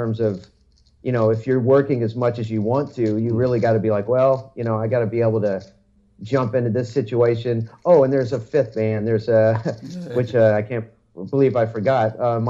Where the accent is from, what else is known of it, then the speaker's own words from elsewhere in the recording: Texas, United States; Well, I'm from the South. So being from Texas primarily, because I moved around a couple different states, but basically I've been around a lot of Southern culture